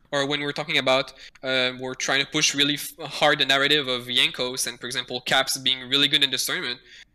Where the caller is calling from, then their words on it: Quebec City, Quebec, Canada; From Quebec City, Canada.